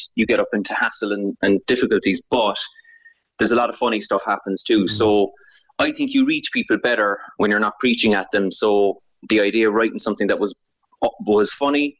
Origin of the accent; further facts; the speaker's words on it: Cork, Munster, Ireland; growing up in Cork